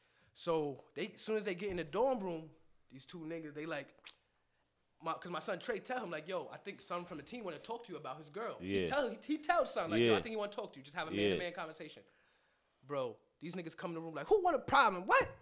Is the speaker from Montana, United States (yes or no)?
no; New York City, New York, United States; I grew up on Jamaica Ave.